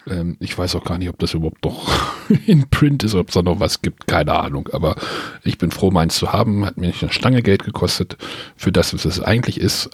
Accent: Germany

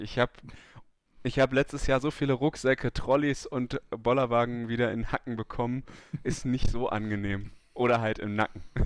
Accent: Germany; als Deutscher

